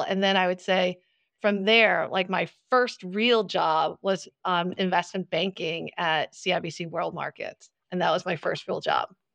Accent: New Jersey, United States; accent: New Jersey; I grew up in New Jersey, so can't you tell from my strong New Jersey accent

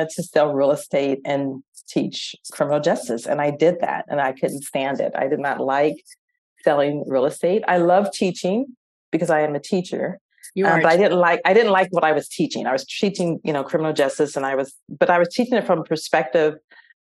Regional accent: San Diego, California, United States; we're from San Diego

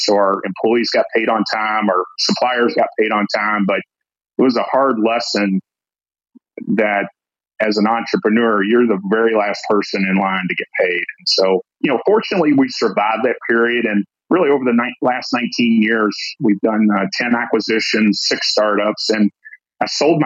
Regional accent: Kentucky, United States; I'm born and raised in Kentucky. I actually grew up in a rural county in Kentucky

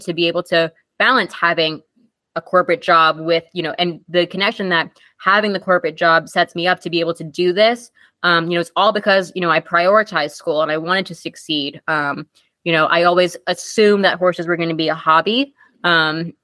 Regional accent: Long Island, New York, United States; we grew up riding together on Long Island

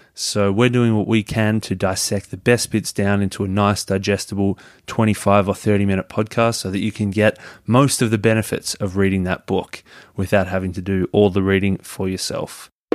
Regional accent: Melbourne, Victoria, Australia; I'm from Melbourne in Australia

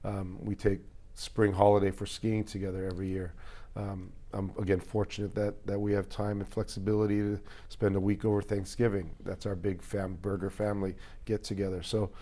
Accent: Hawaii, United States; as well as my history and heritage of growing up in Hawaii.

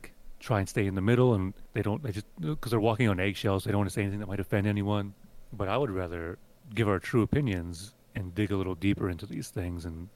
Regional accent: Western Pennsylvania, United States; I grew up in Western Pennsylvania, and I grew up very anti-religious

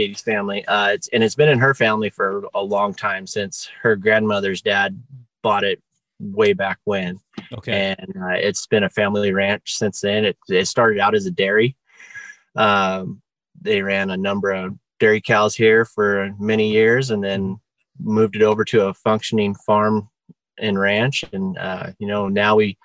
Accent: Porterville, California, United States; also born or lived in Bakersfield, California; now in Morro Bay, United States; I grew up over in the Central Valley, just outside of Porterville, California

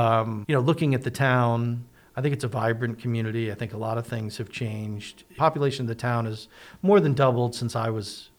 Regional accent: Newtown, Connecticut, United States; born or raised there

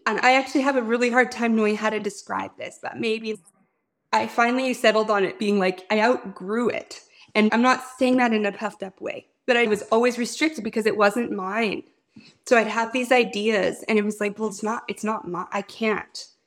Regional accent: Fort Qu'Appelle, Saskatchewan, Canada; my hometown, which is Fort Capel, Saskatchewan

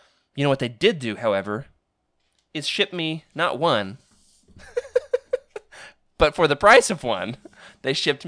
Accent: Arkansas, United States; I am going back to my hometown, so I could always, hang out in the storage unit in the 100-degree Arkansas heat looking for these things.

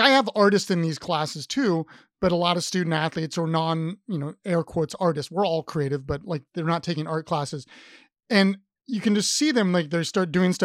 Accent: Columbus, Ohio, United States; moved away as an adult; now in Richmond, United States; I'm from Columbus, Ohio

